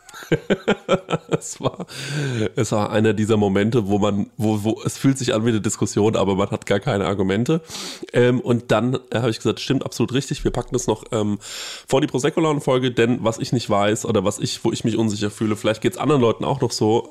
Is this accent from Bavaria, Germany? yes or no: yes; Aschaffenburg, Bavaria, Germany; Wir kommen aus Aschaffenburg